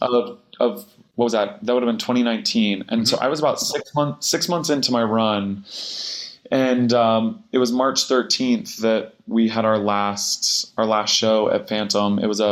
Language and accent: English; Vermilion, Ohio, United States; moved away as an adult; also born or lived in Cincinnati, Ohio; now in New York, United States; I'm from suburbs of Cleveland.